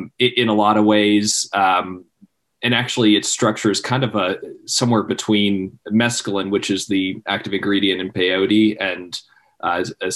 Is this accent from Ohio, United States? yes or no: yes; Cincinnati, Ohio, United States; moved away as an adult; also born or lived in Columbus, Ohio; now in Charleston, United States; I was born and raised in Cincinnati, Ohio.